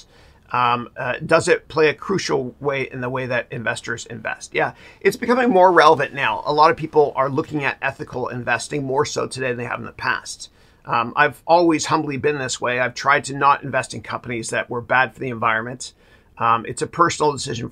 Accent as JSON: {"language": "English", "country": "Canada", "tie": "born or raised there", "said": "growing up in Canada, I'm a proud Canadian"}